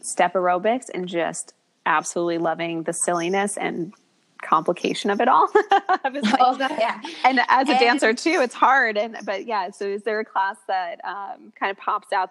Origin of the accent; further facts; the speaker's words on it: New Jersey, United States; I grew up in New Jersey in the States